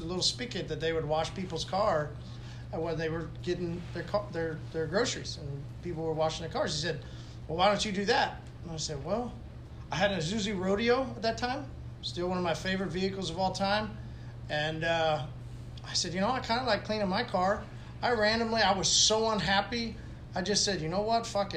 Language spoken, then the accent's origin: English; Tulsa, Oklahoma, United States; I grew up here in Tulsa